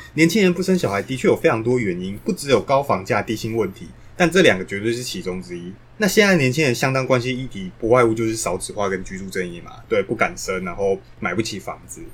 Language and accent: Chinese; Taiwan; 我们台湾人猫狗饲养数量已经接近三百万只